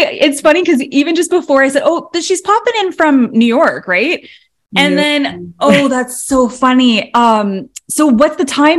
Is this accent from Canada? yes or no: yes; Toronto, Ontario, Canada; Speaking of, because I grew up, I was born in Toronto, and I grew up like, you know, the Blue Jays.